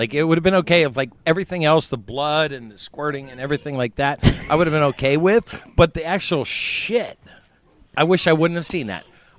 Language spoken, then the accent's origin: English; United States; as an American, I have no idea what centimeters are.